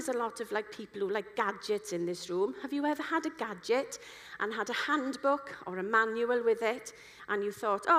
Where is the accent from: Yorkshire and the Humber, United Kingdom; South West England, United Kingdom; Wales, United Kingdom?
Wales, United Kingdom; I'm a Welsh person